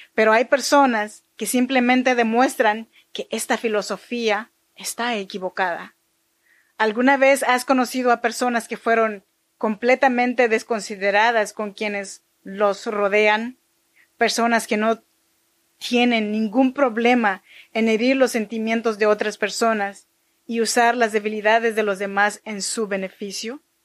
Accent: Chinantla region, Oaxaca, Mexico; yo soy mexicana oaxaqueña de la región chinanteca

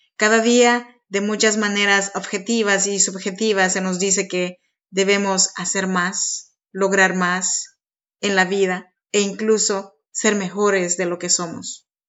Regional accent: Oaxaca, Mexico; now in Sacramento, United States; Yo soy nacida en Oaxaca, México, y pues nada, aquí vivo extrañando mis raíces

